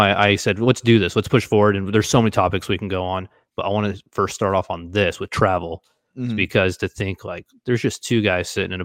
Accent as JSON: {"language": "English", "town": "Daytona Beach", "region": "Florida", "country": "United States", "tie": "born or raised there", "also_born_or_lived": "Lakeland, Florida", "said": "I was born in Daytona Beach, Florida"}